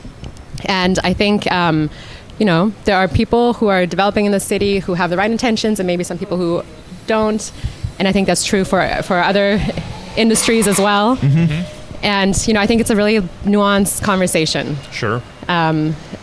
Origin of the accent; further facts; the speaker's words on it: Germany; now in San Francisco, United States; I'm from Germany originally